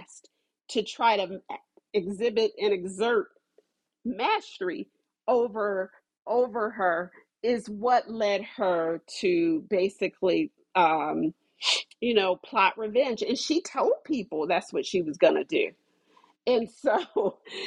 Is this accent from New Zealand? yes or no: no; Ohio, United States; I'm from Ohio